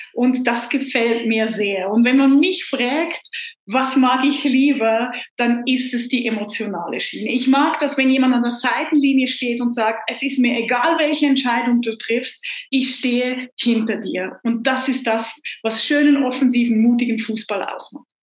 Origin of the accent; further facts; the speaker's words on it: Switzerland; freue ich mich jetzt als Schweizerin